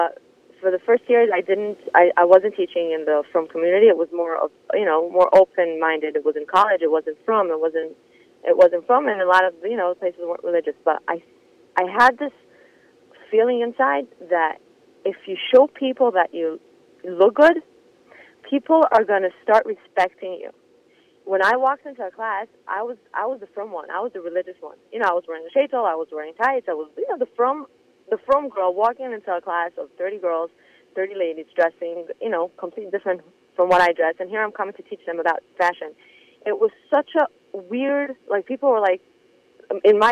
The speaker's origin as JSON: {"language": "English", "town": "Monsey", "region": "New York", "country": "United States", "tie": "born or raised there", "moved": "as an adult", "lives_now": "Israel", "said": "I grew up in Muncie, in a religious family"}